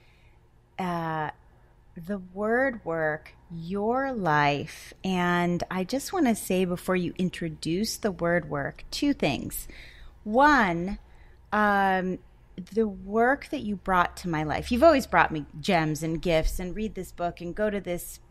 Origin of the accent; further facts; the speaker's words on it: Connecticut, United States; moved away; we're both from Connecticut